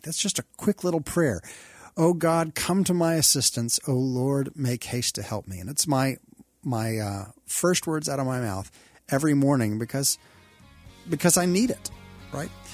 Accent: Texas, United States; moved away as an adult; also born or lived in Kentucky / Oklahoma; I love Texas because I grew up here

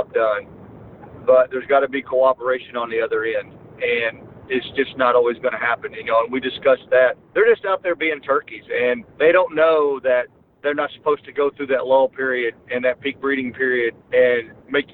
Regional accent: Missouri, United States; that's my hometown.

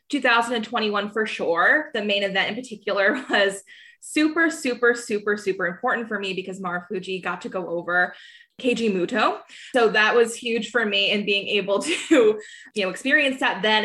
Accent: New Jersey, United States; I'm from South Jersey

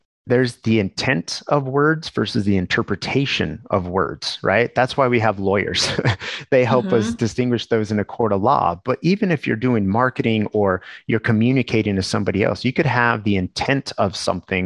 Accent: New Mexico, United States; growing up in New Mexico

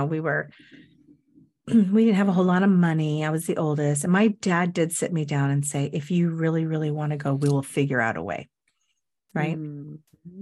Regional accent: Everett, Washington, United States; I grew up in Everett in Cascade High School

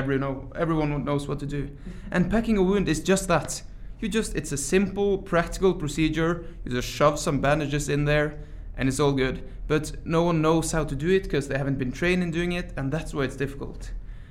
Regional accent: Troms og Finnmark, Norway; moved away as an adult; now in Tromsø, Norway; I come from Norway, and I study medicine at the Arctic University of Norway, which is the University of Tromsø. So I'm an EMT from Finnmark, the far north of Norway, but I study medicine in Tromsø now.

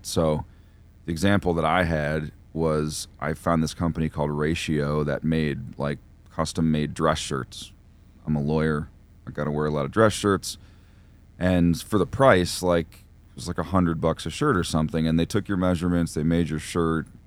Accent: New York, United States; when I was growing up in New York, I was very, very close to, like, the Syracuse and Buffalo hardcore scenes

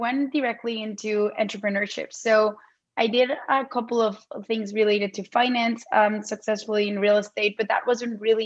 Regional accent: Mexico City, Mexico; moved away as an adult; also born or lived in Arizona; now in United States; I am originally from Mexico City. I moved to the States in 2009 to do my MBA.

